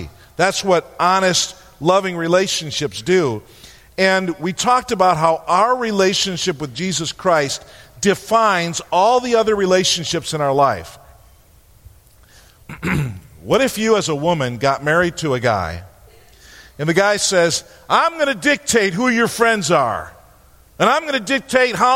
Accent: New York, United States; We're from New York

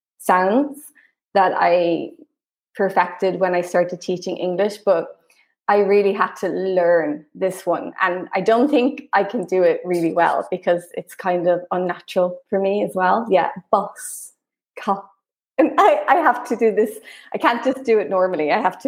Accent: Ireland; accent: Irish; moved away as an adult; I mean, I haven't lived in Ireland for over a decade. So my accent is definitely more neutral than it used to be. When I go home, when I'm around my family, it comes back, you know

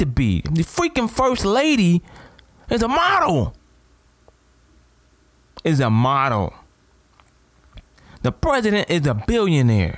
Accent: Toledo, Ohio, United States; I'm from Toledo, Ohio.

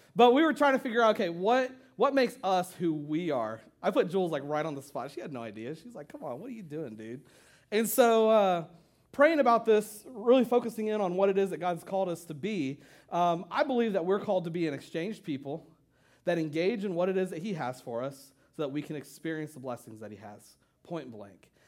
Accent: Ohio, United States; moved away; I'm from Ohio

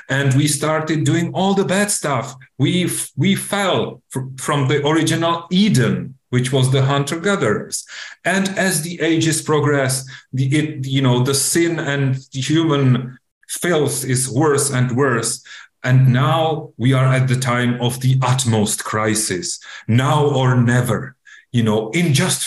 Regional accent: Czechia; my home country, Czech Republic

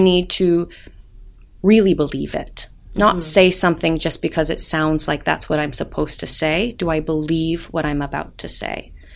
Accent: United States; I'm American

